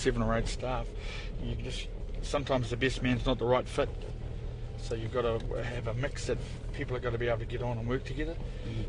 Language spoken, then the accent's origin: English; Hawke's Bay, New Zealand; moved away as an adult; also born or lived in Taihape; now in King Country, New Zealand; I'm born and bred in Hawke's Bay